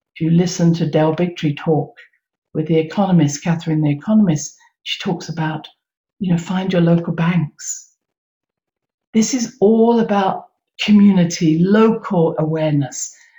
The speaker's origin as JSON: {"language": "English", "country": "United Kingdom", "said": "I come from Britain"}